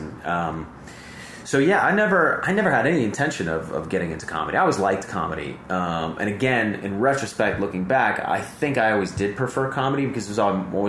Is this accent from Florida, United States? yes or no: no; Montgomery, Alabama, United States; Like, where I grew up in Montgomery, like, people talk like this, you know?